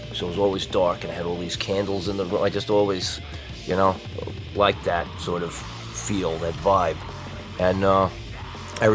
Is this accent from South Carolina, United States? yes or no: no; Patchogue, New York, United States; Patchogue and Belport.